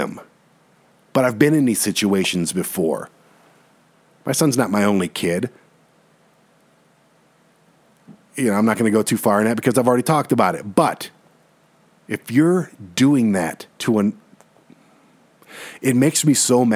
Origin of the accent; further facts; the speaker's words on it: Detroit, Michigan, United States; now in Colorado Springs, United States; I'm from Detroit